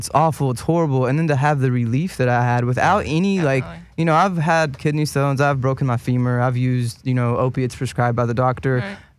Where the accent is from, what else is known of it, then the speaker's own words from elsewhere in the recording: the Bible Belt, United States; just you even saying pastor just rings so many bells growing up in the Bible Belt.